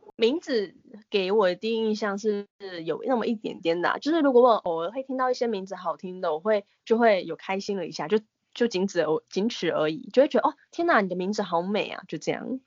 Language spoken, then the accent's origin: Chinese; Taiwan; 我们台湾人